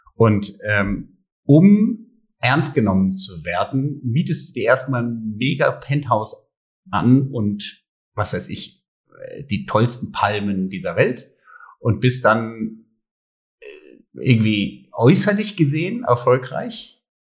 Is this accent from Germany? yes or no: yes; Germany; meine Heimat ist Deutschland, aber genauso äh, sehe ich auch die Türkei als meine Heimat.